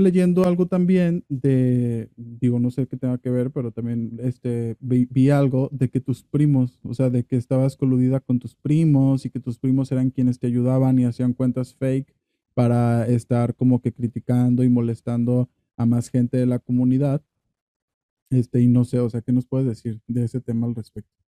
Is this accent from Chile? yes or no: no; Dimas, Sinaloa, Mexico; now in Guadalajara, Mexico; yo también nací en un pueblo, ¿no? Es un pueblo que ni, van a conocer, se llama Dimas en Sinaloa